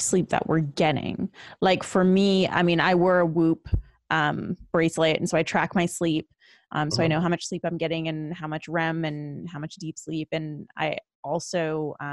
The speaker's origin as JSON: {"language": "English", "country": "Canada", "moved": "yes", "lives_now": "Los Angeles, United States", "said": "I'm originally from Canada. Okay. But I moved to LA."}